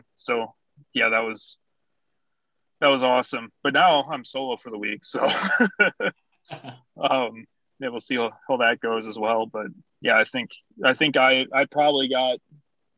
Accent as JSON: {"language": "English", "region": "Wisconsin", "country": "United States", "moved": "yes", "said": "I'm from Wisconsin"}